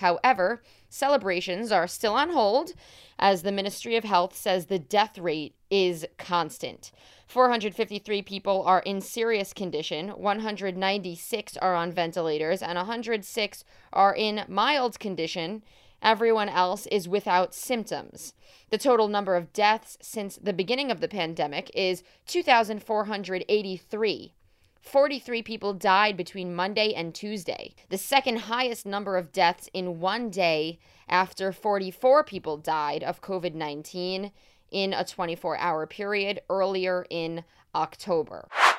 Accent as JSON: {"language": "English", "town": "New York City", "region": "New York", "country": "United States", "tie": "born or raised there", "moved": "as an adult", "lives_now": "Tel Aviv, Israel", "said": "today it is coming out of New York City because I am back in my hood. I am back in my hometown."}